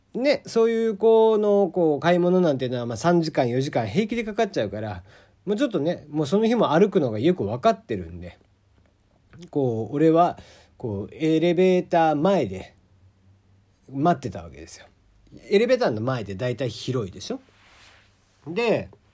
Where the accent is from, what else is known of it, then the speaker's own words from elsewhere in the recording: Kagoshima, Japan; accent: Kagoshima dialect; moved away; also born or lived in Fukuoka; 鹿児島の人間、鹿児島生まれの人間なんで、鹿児島弁になった時が多分一番切れてる